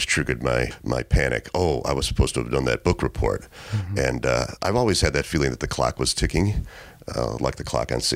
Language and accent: English; Chicago, Illinois, United States; accent: Chicago; So I was brought up in Chicago in middle class family.